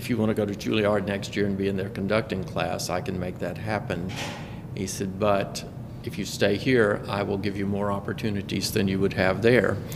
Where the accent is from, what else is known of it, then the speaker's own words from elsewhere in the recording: Fort Mill, South Carolina, United States; He was the choir director in the little country Baptist church in, that I grew up in in Fort Mill, South Carolina.